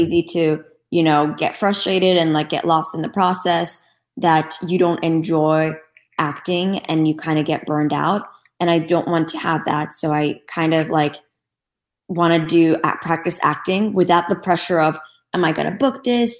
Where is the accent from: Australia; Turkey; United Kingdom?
Turkey; Istanbul; moved away as an adult; now in Los Angeles, United States; Growing up in Turkey was honestly really amazing.